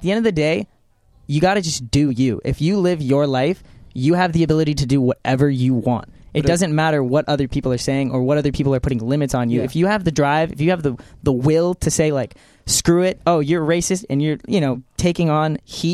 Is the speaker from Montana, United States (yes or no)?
no; Los Angeles, California, United States; I come from Canoga Park. That was where, more or less, where I'm from